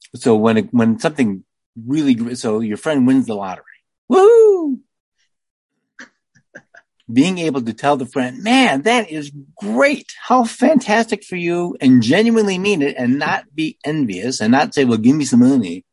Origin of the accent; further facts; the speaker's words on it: United States; I'm only an American